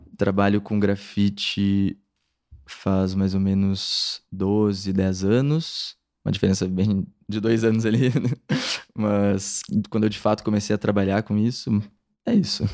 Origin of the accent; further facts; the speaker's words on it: Pelotas, Rio Grande do Sul, Brazil; moved away as an adult; now in São Paulo, Brazil; eu sou de Pelotas, Rio Grande do Sul